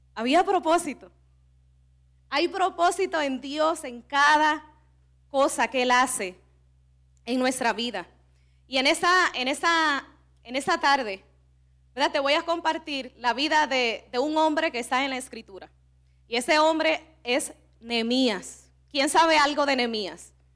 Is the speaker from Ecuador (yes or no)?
no; Cibao, Dominican Republic; accent: Cibaeño; somos dominicanas y que somos del Cibao